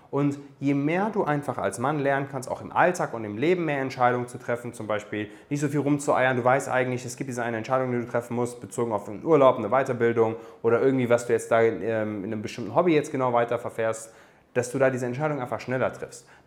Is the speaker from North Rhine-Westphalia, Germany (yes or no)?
no; Darmstadt, Hesse, Germany; Meine Eltern kommen aus Afghanistan, also ich bin, ich bin Darmstädter, geboren in Darmstadt, aber afghanische Wurzeln